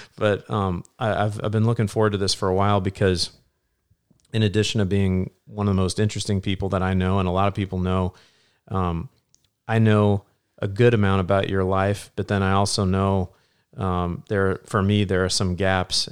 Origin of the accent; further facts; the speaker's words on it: Illinois, United States; now in Indiana, United States; growing up in Illinois, but being here for the last twenty years